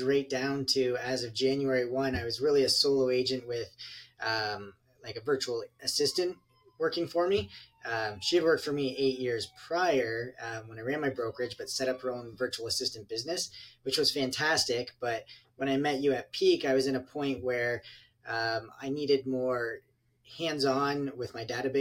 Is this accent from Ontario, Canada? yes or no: yes; London, Ontario, Canada; I'm from London, Ontario, Canada, which is exactly halfway between Detroit and Toronto